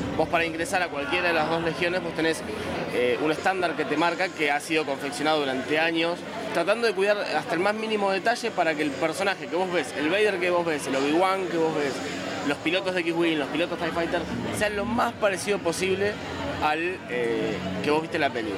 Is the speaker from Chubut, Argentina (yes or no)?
yes; Chubut, Argentina; yo soy del sur, soy de Chubut, no soy de, Capital.